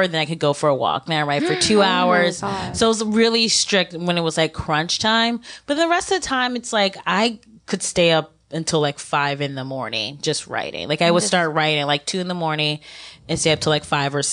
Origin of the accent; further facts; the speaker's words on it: Ohio, United States; growing up in Ohio, going to all-white high school